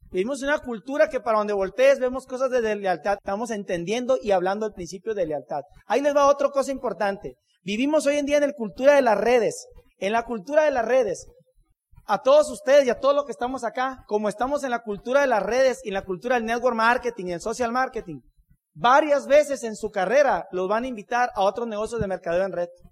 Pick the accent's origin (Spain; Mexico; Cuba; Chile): Mexico; Hermosillo, Sonora; Somos de Hermosillo, Sonora.